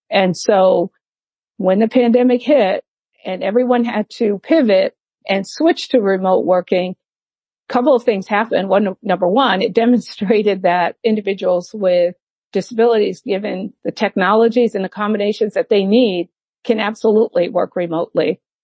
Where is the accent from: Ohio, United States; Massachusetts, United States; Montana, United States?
Massachusetts, United States; moved away as an adult; also born or lived in Atlanta, Georgia; now in near Atlanta, Georgia, United States; in Massachusetts is my home state.